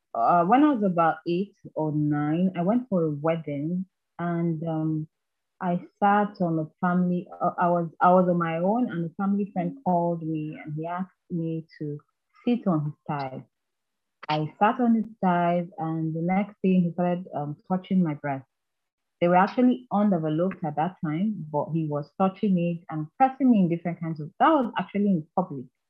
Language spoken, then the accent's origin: English; Kaduna State, Nigeria; also born or lived in Anambra State; I was not raised in Anambra State. I was raised in Kaduna State.